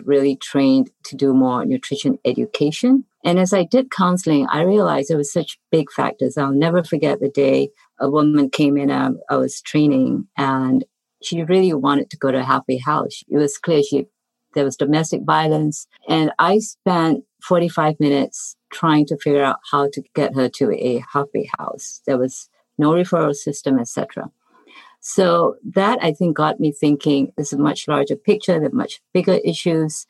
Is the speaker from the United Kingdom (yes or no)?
no; Singapore; moved away as an adult; also born or lived in Iowa; now in United States; originally I come from Singapore and I came here really to study public health